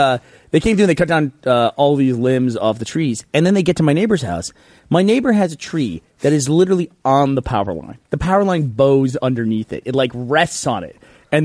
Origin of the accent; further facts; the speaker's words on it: Texas, United States; because I grew up in Texas